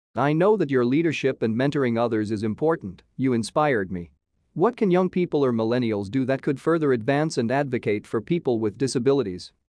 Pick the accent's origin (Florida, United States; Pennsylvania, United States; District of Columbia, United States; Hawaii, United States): Florida, United States; Miami; I'm from Miami originally